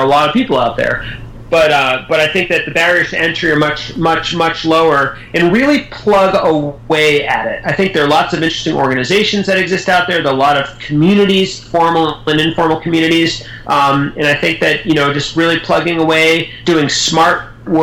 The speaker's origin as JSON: {"language": "English", "country": "United States", "tie": "born or raised there", "said": "I grew up in the United States"}